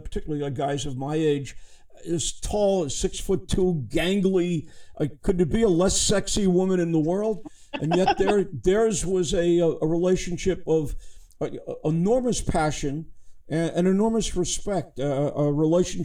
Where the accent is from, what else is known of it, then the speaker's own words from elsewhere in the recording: New York City, New York, United States; now in Paris, France; I come from a Brooklyn Jewish family